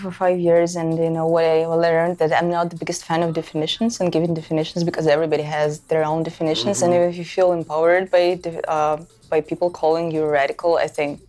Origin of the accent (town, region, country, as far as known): Russia